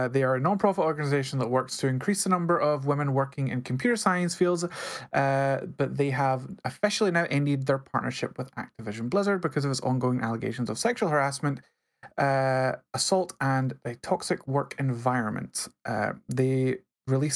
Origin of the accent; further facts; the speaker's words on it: Scotland, United Kingdom; I'm Scottish. If I can't roll my R's, I'm doing it wrong